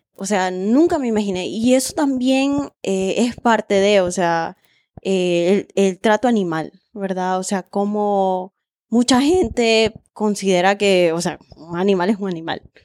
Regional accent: Honduras; como hondureña

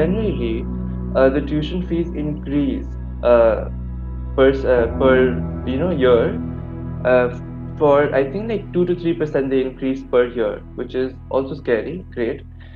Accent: California, United States; now in India; I was born and brought up in California

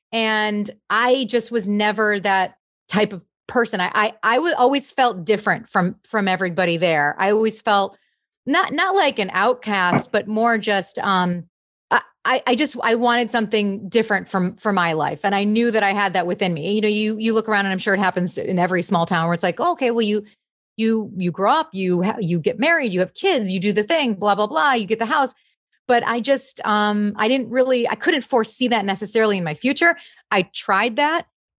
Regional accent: Grosse Pointe, Michigan, United States; I actually had a great experience in Grosse Pointe. It's a small town, you know, it's a small town. Everybody knows everybody.

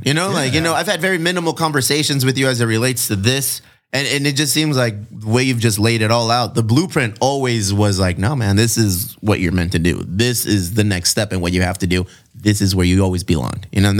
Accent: Connecticut, United States; I grew up in Connecticut and I went to fucking Bristol

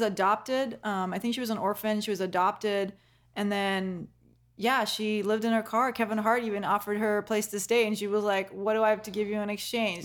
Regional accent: Kenya; I'm not even from the Middle East. I'm from Kenya

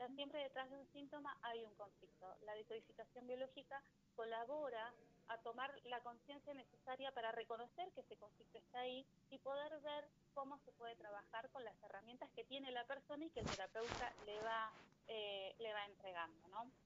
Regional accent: Neuquén, Argentina; Yo soy de Neuquén

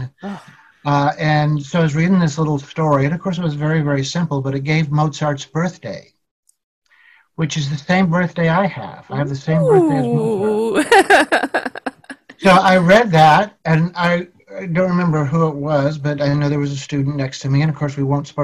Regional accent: Indianapolis, Indiana, United States; So I grew up in Indianapolis. I'm in Indianapolis now

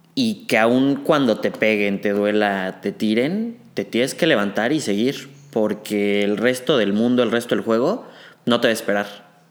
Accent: Mexico City, Mexico; also born or lived in Saltillo, Coahuila; yo nací en Saltillo, Coahuila, güey, me fui a vivir a la Ciudad de México a los dos años

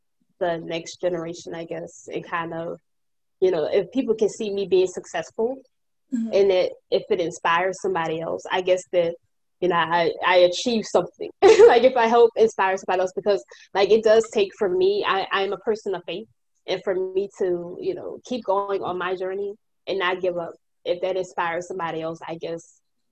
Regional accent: New Orleans, Louisiana, United States; I'm from New Orleans

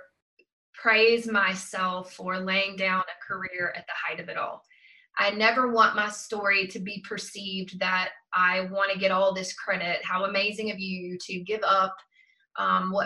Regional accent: South Georgia, United States; growing up in South Georgia

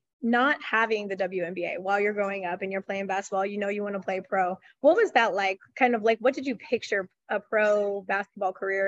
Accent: Wichita, Kansas, United States; I'm from Wichita originally.

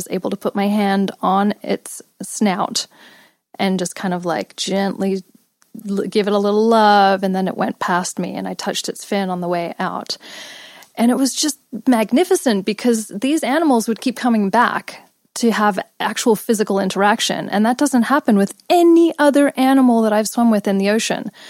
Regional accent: Los Angeles, California, United States; born or raised there; also born or lived in England / India / Australia

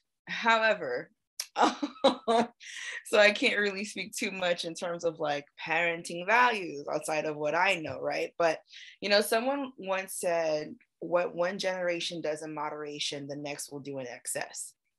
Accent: East Coast, United States; I was raised on the East Coast and I was raised in suburbia, you know what I mean?

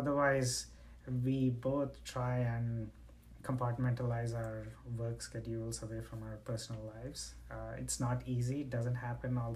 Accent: India; moved away; I'm originally from India

